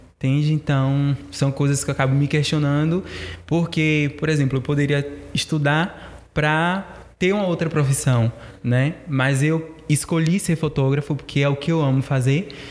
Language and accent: Portuguese; Cidade Baixa, Ribeira, Bahia, Brazil; sou da Cidade Baixa, Ribeira